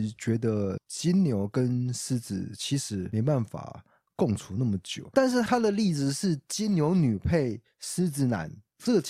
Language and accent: Chinese; Kaohsiung, Taiwan; 然后我又发现一件事情，就是台南人说馍。那我们高雄人是说“买”， 对，这是我我的小观察。